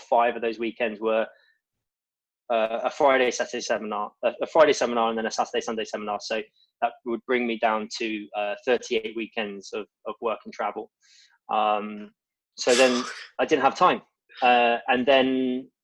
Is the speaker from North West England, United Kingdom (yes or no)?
no; Bournemouth, South West England, United Kingdom; moved away as an adult; also born or lived in Middle East; now in France; I lived in my hometown in Bournemouth with two other guys.